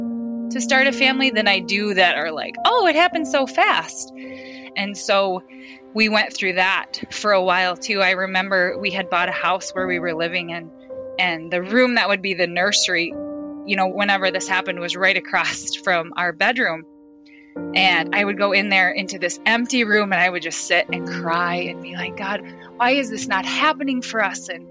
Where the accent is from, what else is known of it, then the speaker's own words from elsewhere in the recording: Fairfax, South Dakota, United States; moved away as an adult; now in Sioux Center, United States; I grew up in Fairfax, South Dakota. It's really, really tiny town.